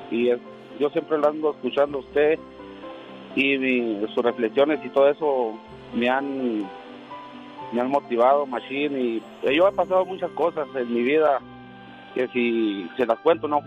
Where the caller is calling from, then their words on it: Durango, Mexico; De aquí de Durango, de parte de Durango, viejón.